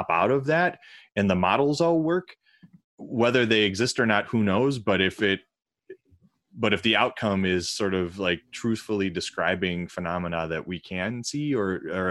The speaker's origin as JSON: {"language": "English", "area": "outside of Chicago", "region": "Illinois", "country": "United States", "tie": "born or raised there", "said": "I grew up outside of Chicago where Fermilab is"}